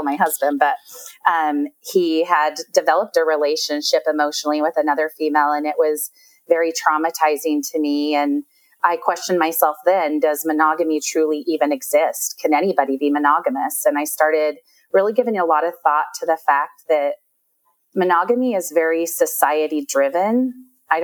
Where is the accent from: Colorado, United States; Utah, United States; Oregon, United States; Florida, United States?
Utah, United States; I've lived, born and raised in Utah. So lived here my whole life.